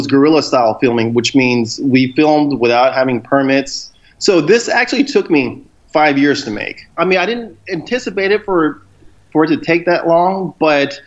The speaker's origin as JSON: {"language": "English", "town": "Houston", "region": "Texas", "country": "United States", "tie": "born or raised there", "said": "I'm from Houston, Texas"}